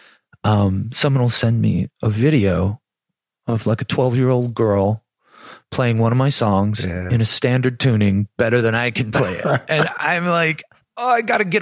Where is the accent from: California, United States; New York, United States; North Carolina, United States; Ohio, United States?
New York, United States; Buffalo; growing up in Buffalo